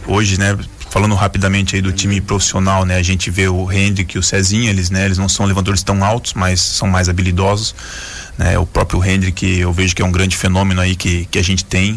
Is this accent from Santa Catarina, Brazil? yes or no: yes; Joinville, Santa Catarina, Brazil; Eu sou da Zona Sul aqui de Joinville